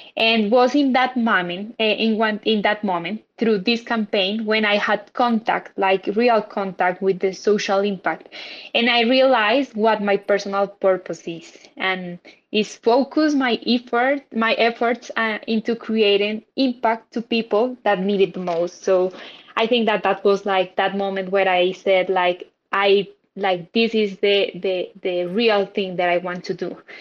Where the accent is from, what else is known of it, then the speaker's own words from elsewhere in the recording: Colombia; I'm from Colombia